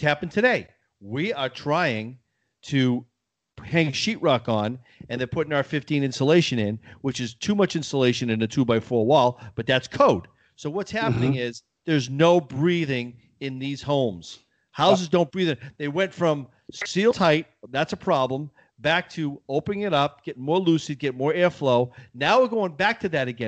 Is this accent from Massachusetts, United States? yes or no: yes; Massachusetts, United States; when I was growing up in Massachusetts, we had a Victorian home